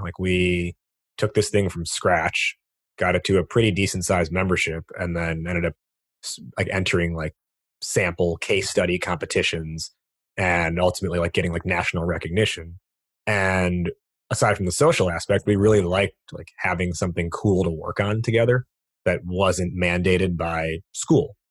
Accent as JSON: {"language": "English", "country": "United States", "tie": "born or raised there", "said": "being born and raised in America"}